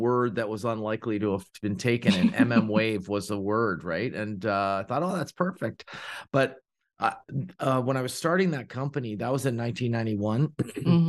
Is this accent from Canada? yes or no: yes; Ontario, Canada; now in Oakville, Canada; I'm from Ontario, Canada